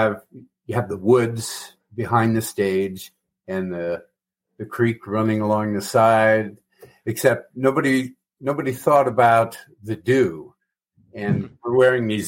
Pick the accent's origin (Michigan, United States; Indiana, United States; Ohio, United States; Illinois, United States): Michigan, United States; Ferndale; Ferndale, Michigan, suburbs north of Detroit